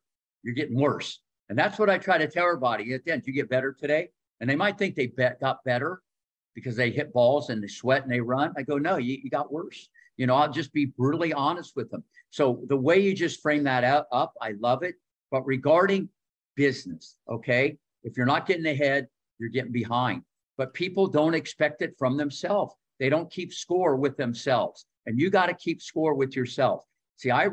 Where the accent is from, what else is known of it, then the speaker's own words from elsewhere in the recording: Ohio, United States; growing up in Ohio